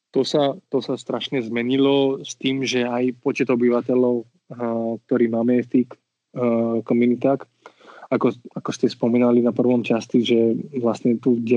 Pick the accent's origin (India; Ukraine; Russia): India; Slovak is a second language; moved away as an adult; also born or lived in Switzerland / London, England; now in Slovakia; ja milujem svoju krajinu, ja som rodený in, tam som vyrastal a milujem svoju krajinu a tak. A zároveň Slovensko no, som si vybral ako moja krajina, moje domov.